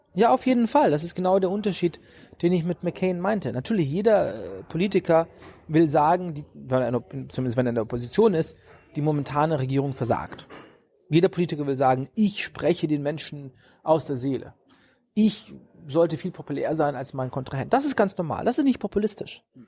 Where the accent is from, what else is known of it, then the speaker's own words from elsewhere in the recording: Germany; moved away as an adult; now in United States; meine Kindheit in Deutschland